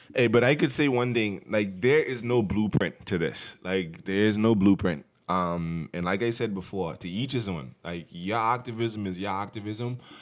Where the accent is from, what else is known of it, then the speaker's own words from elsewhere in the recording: Bahamas; now in United States; growing up in the Bahamas